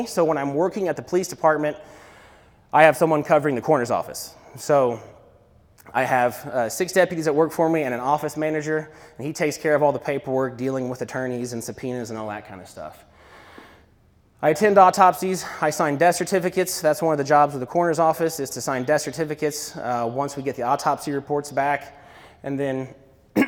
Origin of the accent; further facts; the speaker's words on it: Columbus, Indiana, United States; born and raised in Bartholomew County, went to St. Peter's, then I went to Columbus East High School